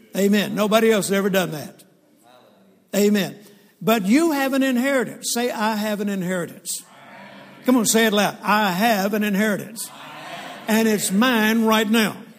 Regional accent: Shreveport, Louisiana, United States; also born or lived in Mississippi; And I grew up in Shreveport, Louisiana. I was born in Mississippi, and then we moved to Shreveport, Louisiana

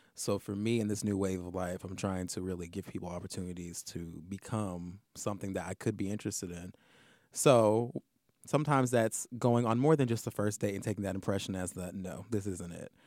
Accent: the South, United States; now in New York, United States; in the South where I'm from

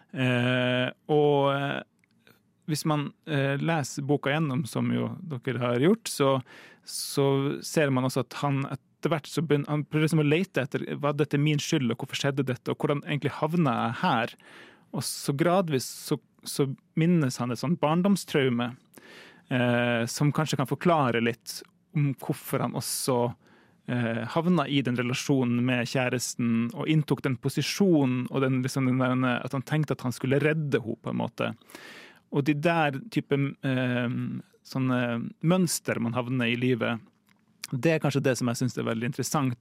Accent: Tromsø, Troms, Norway; Jeg kommer jo fra Tromsø

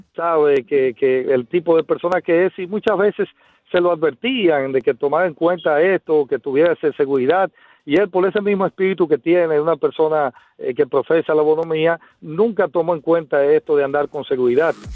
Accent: Dominican Republic; uno como dominicano

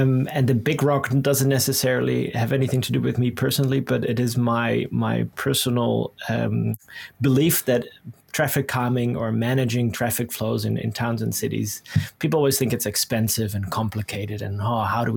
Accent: Netherlands; moved away as an adult; I was born and raised in the Netherlands, and I lived here until I was 24, I think.

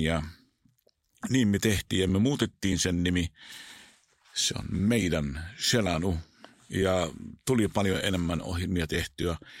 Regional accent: Israel; Finnish is a second language; moved away; Mä oon syntynyt siellä, kasvanut siellä

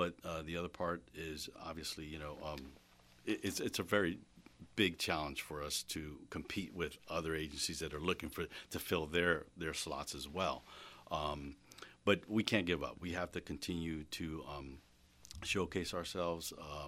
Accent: Florida, United States; now in Reading, United States; I came from Florida

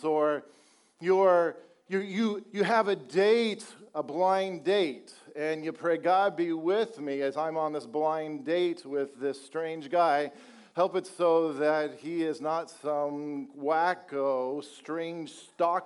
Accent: Colorado, United States; now in Texas, United States; I'm originally from Colorado

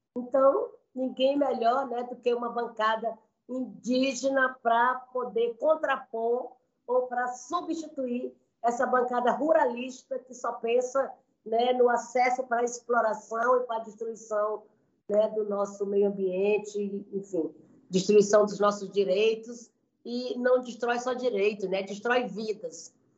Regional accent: Maranhão, Brazil; moved away; eu sou do Maranhão

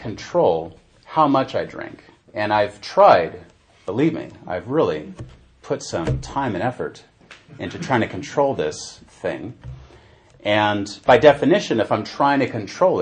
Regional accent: San Francisco, California, United States; now in Norway; I'm from San Francisco, and I'm very grateful I was born there

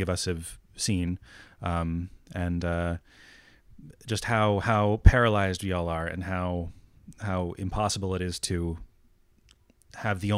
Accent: New England, United States; I grew up in New England, not a particularly populous area

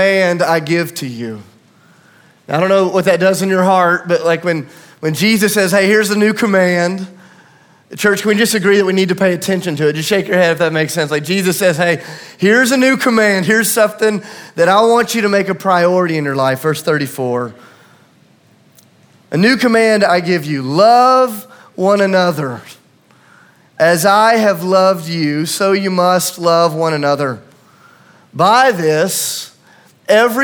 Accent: Tennessee, United States; I'm from Tennessee

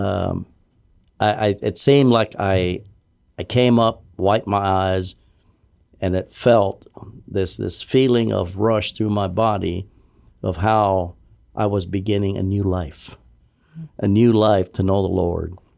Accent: Guam; moved away as an adult; born and raised there in Guam.

